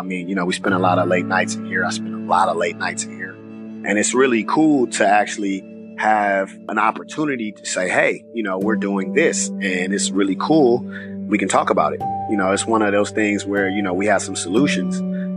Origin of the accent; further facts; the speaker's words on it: Richmond, California, United States; moved away as an adult; I'm just a kid from Richmond, California, graduated from John F. Kennedy High School on Cutting Boulevard, the south side of Richmond. And I've been there until I came here to go to college